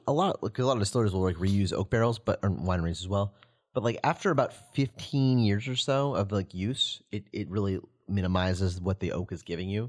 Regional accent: the South, United States; now in Chicago, United States; I'm from the South, too

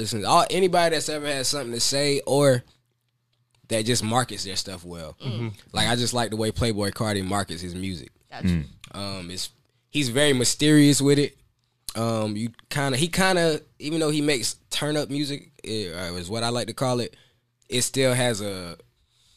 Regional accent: Fayetteville, North Carolina, United States; also born or lived in Fort Benning, Georgia; we moved to Fayetteville in 1998

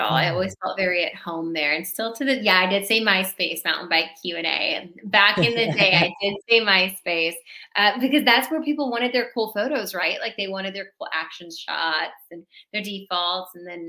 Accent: California, United States; I'm a Chargers fan because I'm from San Diego or LA.

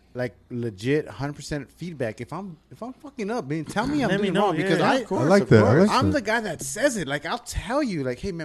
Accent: West Covina, California, United States; also born or lived in El Monte; I did grow up in West Covina, so with a bunch of, white boys in the 80s.

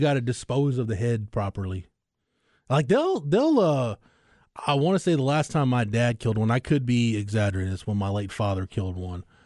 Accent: Andes, Texas, United States; I grew up in Andes, so even, even more out in the sticks than you would think.

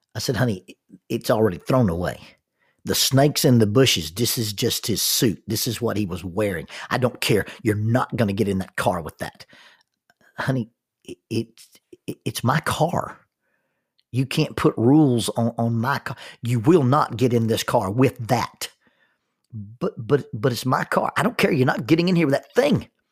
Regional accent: the South, United States; I'm a, a minister and I'm from the South

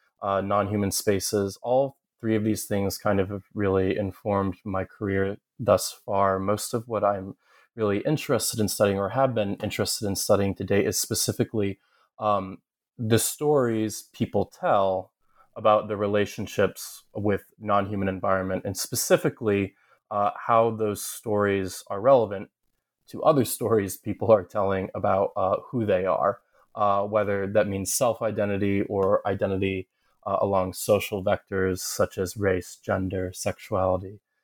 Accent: Ohio, United States; also born or lived in New York; I grew up in Southern Ohio, though I'm from upstate New York, and I grew up closeted and in a community that I perceived as being a kind of somewhat hostile.

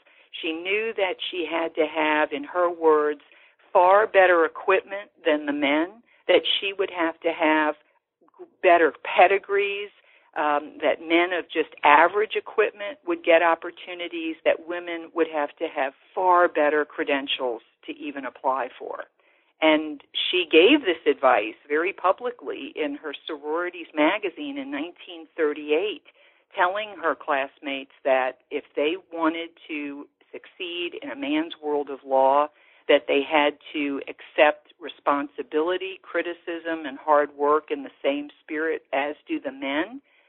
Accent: New Orleans, Louisiana, United States; as I knew them growing up in New Orleans.

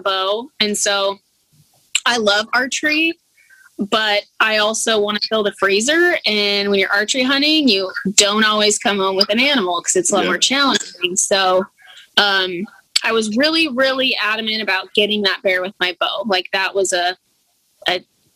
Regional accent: Idaho, United States; now in Alaska, United States; I'm originally from Idaho

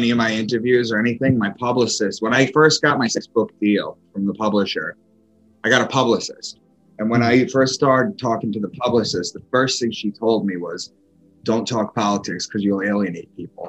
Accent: Long Island, New York, United States; moved away as an adult; also born or lived in Boston; I'm from Long Island. I had moved from Long Island to Boston

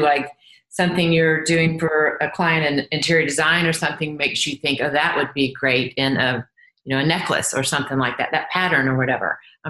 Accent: New York, United States; I think obviously I did come from that pop culture with Andy Warhol and growing up in New York and those halcyon days of the 70s

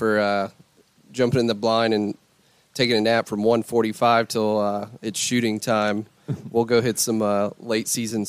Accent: Eastern North Carolina, United States; You know, I'm from Eastern North Carolina, about an hour north of Wilmington.

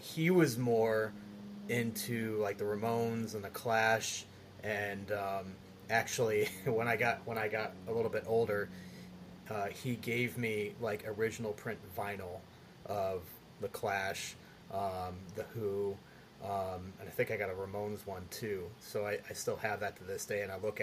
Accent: Rochester, New York, United States; I grew up in Rochester, New York

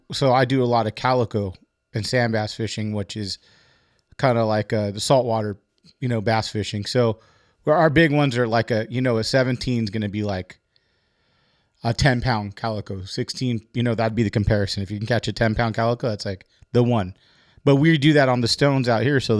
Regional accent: California, United States; It's uh, Orange County.

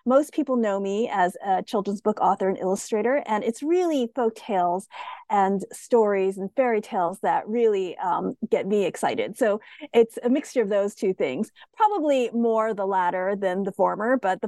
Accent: United States; as I said, I'm Asian American.

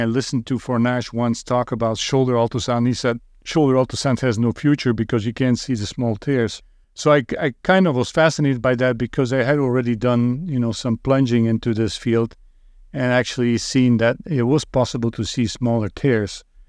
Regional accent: Roeselare, Flanders, Belgium; moved away as an adult; also born or lived in Northville, Michigan, United States; now in United States; I lived in Belgium for thirty-three years, and then moved to the United States

